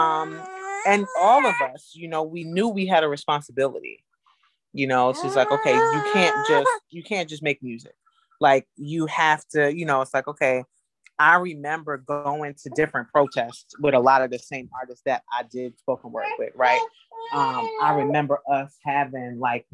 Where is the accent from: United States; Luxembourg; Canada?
United States; New York City, New York; moved away as an adult; now in Detroit, United States; I'm initially a New Yorker